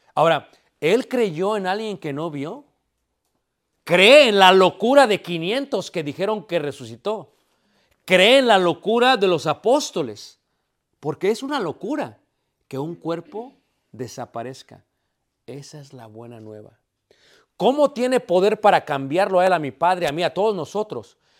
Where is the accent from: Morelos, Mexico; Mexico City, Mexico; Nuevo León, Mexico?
Mexico City, Mexico; now in Elgin, United States; somos de Ciudad de México